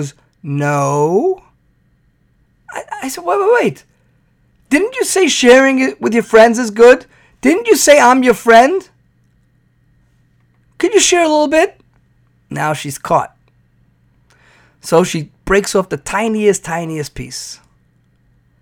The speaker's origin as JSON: {"language": "English", "region": "New York", "country": "United States", "tie": "born or raised there", "moved": "yes", "said": "growing up in New York, we called it black and whites"}